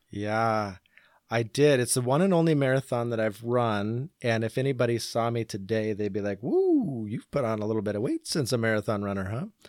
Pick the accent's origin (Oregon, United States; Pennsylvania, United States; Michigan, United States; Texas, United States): Oregon, United States; Portland; also born or lived in Boring, Oregon; I grew up in and around the Portland area.